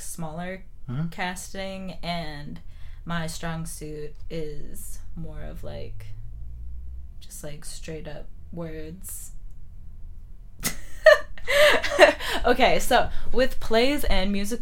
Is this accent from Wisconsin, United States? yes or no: yes; Wisconsin, United States; also born or lived in Phoenix, Arizona; I've lived most of my life in Wisconsin